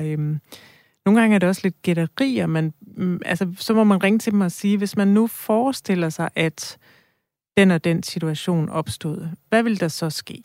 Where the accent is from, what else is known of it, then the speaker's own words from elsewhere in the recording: near Rigskov, Central Denmark Region, Denmark; moved away; jeg er selv vokset op øh, nogle kilometer derfra